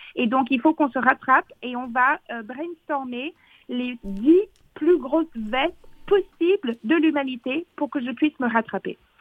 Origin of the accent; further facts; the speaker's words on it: Fox Creek, Alberta, Canada; now in France; j'ai grandi dans le Grand Nord, mais vraiment le Grand Grand Nord